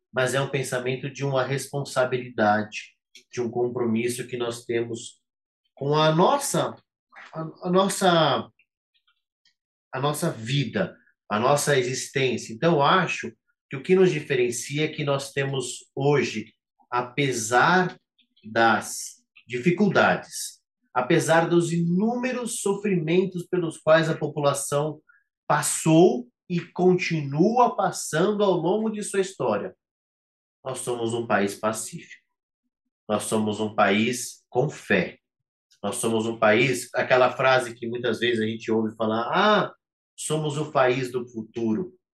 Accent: Brazil; cada um de nós, enquanto brasileiros

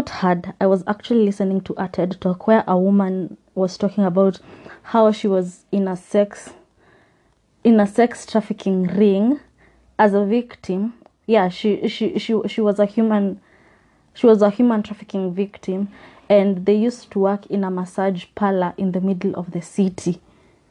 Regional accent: Kenya; as a Kenyan

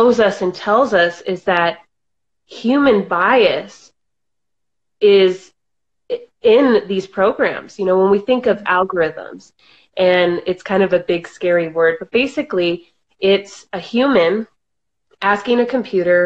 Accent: New Mexico, United States; moved away; I grew up in the beautiful state of New Mexico, born and raised.

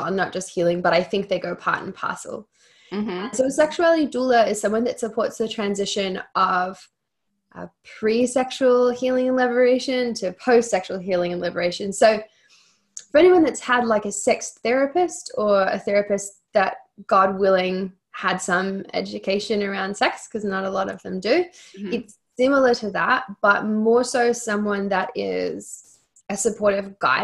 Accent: Australia; now in Los Angeles, United States; I'm Australian

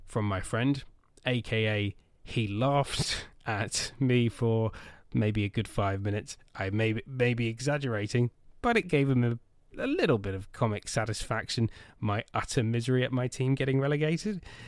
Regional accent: Swindon, South West England, United Kingdom; my hometown football club being absolutely crap. Swindon Town Football Club

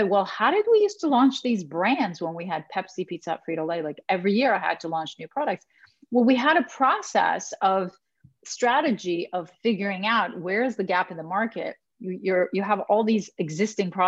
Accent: Canada; I am Canadian. We're very nice.

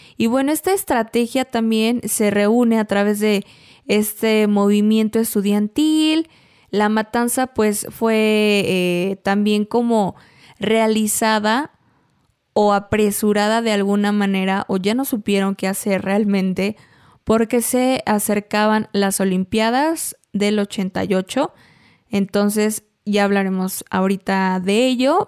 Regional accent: Mexico; nos marca como mexicanos, es nuestra historia

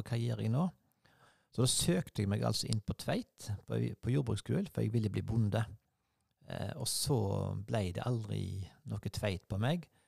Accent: Sveio, Vestland, Norway; jeg skulle bo hjemme på Lier i Sveio, der jeg vokste opp

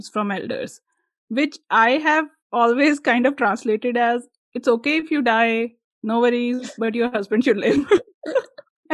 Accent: India

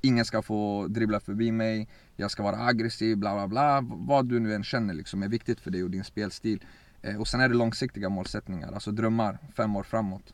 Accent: Örebro, Örebro County, Sweden; also born or lived in Baku, Azerbaijan / Iraqi Kurdistan; I forna Sovjet så var vi där i två år innan vi kom till, till Sverige och till Örebro, där vi är just nu också. och sen så började min resa egentligen älskade att spela fotboll, växte upp här.

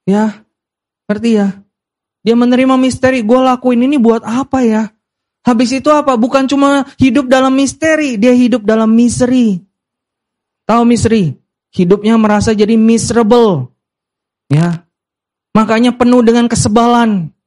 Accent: Medan, North Sumatra, Indonesia; karena kita dari Chinese ya, Chinese Medan ya, selalu ada minimal dua jenis babi.

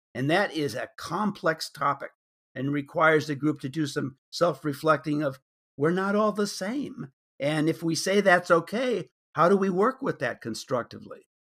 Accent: suburbs of Chicago, Illinois, United States; moved away; growing up in the Republican suburbs of Chicago

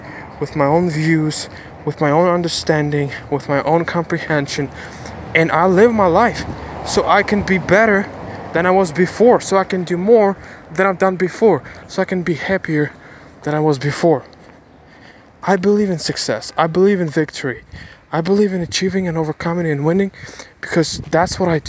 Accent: Ukraine; I'm from Ukraine

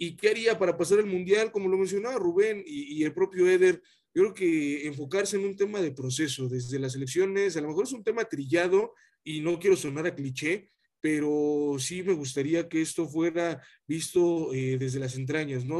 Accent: Mexico; como mexicano

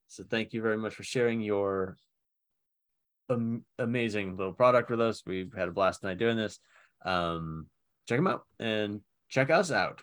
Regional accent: Somerville, Massachusetts, United States; moved away; I was born in Summerville, Massachusetts

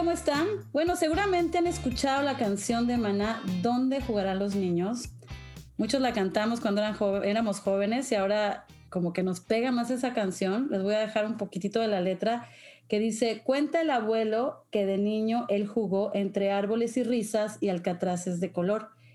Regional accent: Mexico; moved away; yo cuando era niña en México

